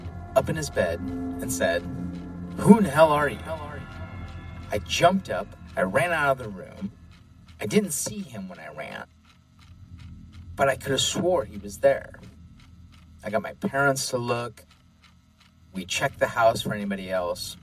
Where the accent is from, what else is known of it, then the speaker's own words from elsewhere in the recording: Midwest, United States; Growing up in the Midwest